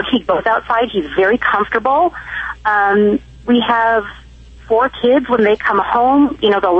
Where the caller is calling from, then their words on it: Alta Loma, California, United States; Alta Loma, California.